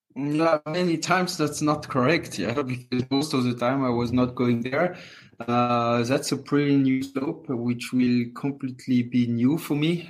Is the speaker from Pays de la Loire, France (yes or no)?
no; Courchevel, Auvergne-Rhône-Alpes, France; English is a second language; also born or lived in Moûtiers; So I grew up in Courchevel in a family hotel my whole life